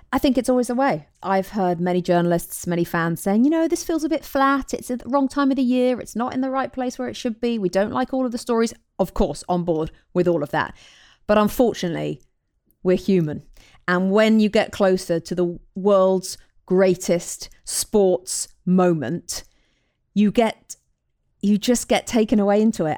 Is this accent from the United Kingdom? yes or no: yes; England, United Kingdom; as an English woman